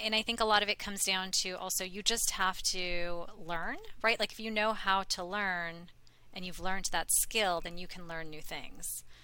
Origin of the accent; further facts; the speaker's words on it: India; I'm from India